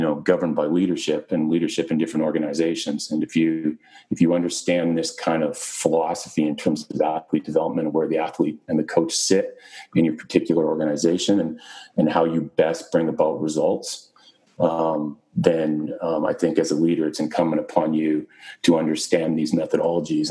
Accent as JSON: {"language": "English", "country": "Canada", "also_born_or_lived": "Britain", "moved": "as an adult", "lives_now": "Arizona, United States", "said": "being Canadian"}